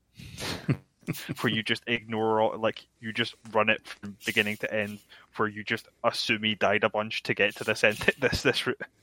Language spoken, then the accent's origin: English; Scotland, United Kingdom; a Scot